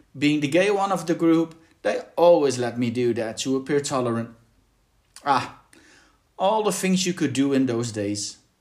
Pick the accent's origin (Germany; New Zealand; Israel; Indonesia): Germany; Berlin; my hometown of Berlin